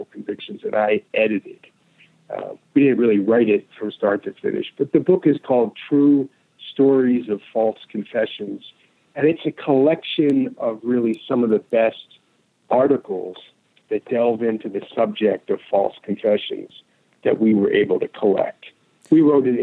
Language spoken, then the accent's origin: English; Philadelphia, Pennsylvania, United States; moved away as an adult; now in Chicago, United States; my hometown of Philadelphia